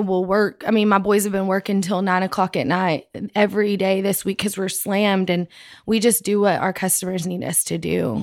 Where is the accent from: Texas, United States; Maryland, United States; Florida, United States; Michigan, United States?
Texas, United States; Andrews; I was born in Andrews, and we, that's where my dad started his first store